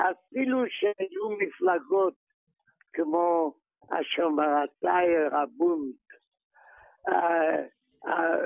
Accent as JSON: {"language": "Hebrew", "town": "Maków Mazowiecki", "region": "Masovian Voivodeship", "country": "Poland", "tie": "born or raised there", "moved": "as an adult", "lives_now": "Israel", "said": "אני נולדתי בפולין, בעיירה בשם מכוף מזובייצקי."}